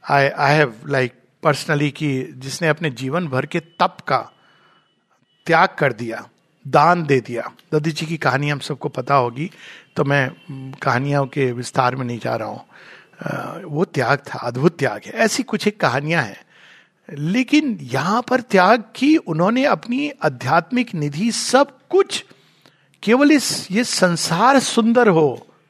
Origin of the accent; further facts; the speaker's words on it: India; भारतीय हूँ शुद्ध भारतीय